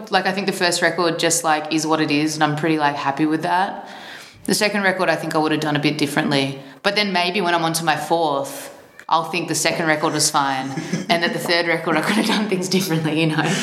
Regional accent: Melbourne, Victoria, Australia; Mm-hmm. I'm from Melbourne, Australia.

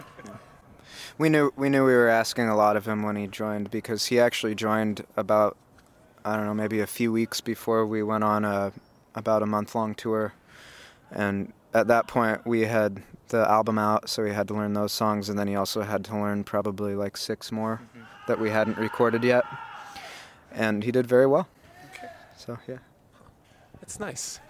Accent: United States; moved away; being an American

